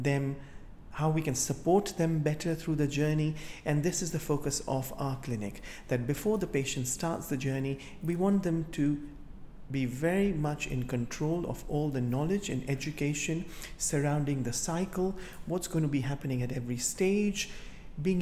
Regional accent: Kenya; now in United Kingdom; I come from Africa myself, from Kenya, and for many years, whilst I have grown up as a child

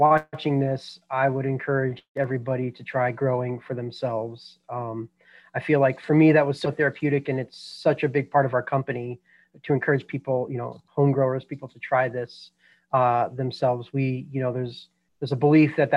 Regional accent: Boulder, Colorado, United States; I was born and raised in Boulder, Colorado

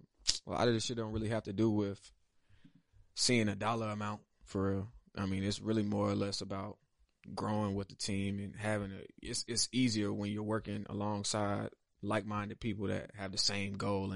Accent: Atlanta, Georgia, United States; I'm from Atlanta, Georgia.

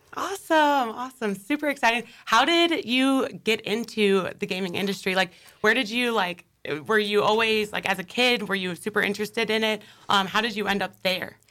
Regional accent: Wilmington, United States; now in Jacksonville, United States; back in the hometown, the roots in Wilmington

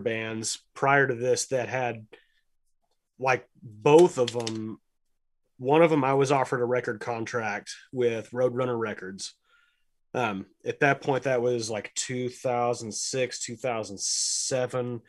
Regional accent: Lubbock, Texas, United States; My house is twenty blocks that way.

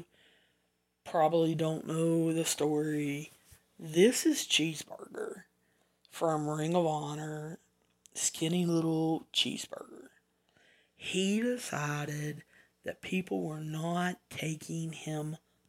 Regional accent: the South, Southern United States, United States; accent: southern; my southern accent. I don't think I have a strong southern accent, but I guess I have enough of one that some of you don't understand me

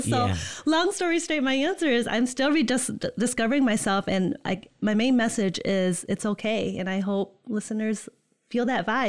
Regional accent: Netherlands; now in East Lansing, United States; born and raised in Holland. Right now I'm from the East Lansing area. I live there.

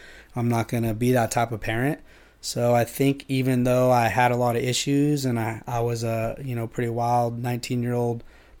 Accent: Yuba City, California, United States; and lived in Yuba City. I grew up in Yuba City, was a honker. Actually moved up to Grass Valley with my mom.

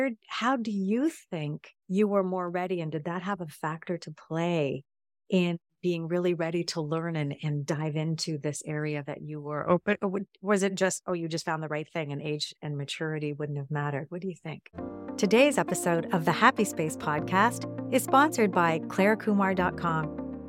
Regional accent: England, United Kingdom; born there; and I was born in England, by the way, so have a UK connection going on.

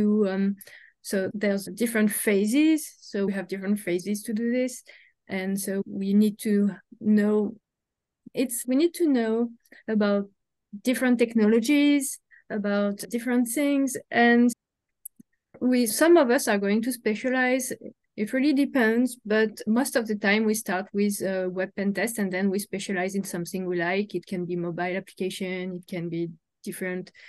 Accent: Paris, Île-de-France, France; moved away as an adult; now in Montreal, Canada; I'm originally from Paris, from France.

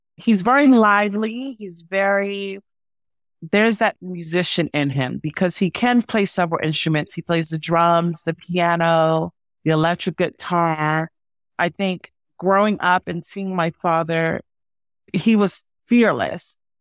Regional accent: Baltimore, Maryland, United States; accent: Mid-Atlantic; moved away as an adult; also born or lived in San Francisco; growing up in Baltimore, you know, because we have all of these, like, Mid-Atlantic root and our dialects are all

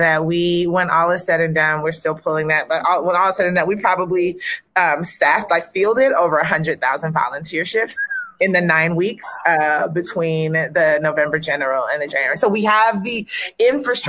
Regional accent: the South, United States; I'm a Southerner. I'm a Southern girl

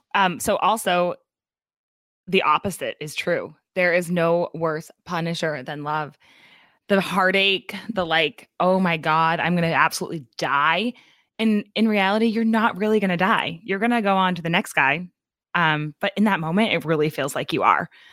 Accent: New Hampshire, United States; also born or lived in New York; I'm from New Hampshire

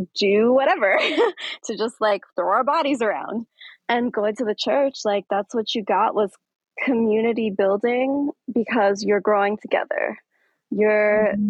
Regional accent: Aurora, Colorado, United States; I'm from Aurora, Colorado. And so mm-hmm. I grew up in this scene. I grew up dancing next to folks here in Aurora

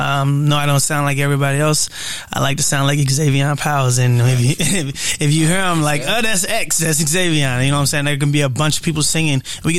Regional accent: St. Louis, Missouri, United States; also born or lived in California; I was born in California, raised in St. Louis. Fun facts about myself, I'm an artist from St. Louis, a local artist.

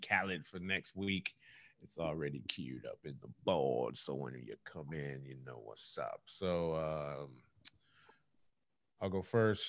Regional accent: California, United States; I'm from California.

